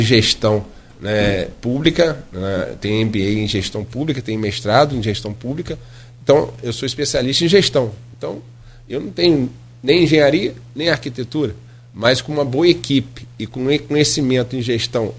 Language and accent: Portuguese; Caju, Pecuária, Rio de Janeiro, Brazil; na região onde, onde eu cresci, nasci e cresci, que é Caju, Pecuária, Nova Brasília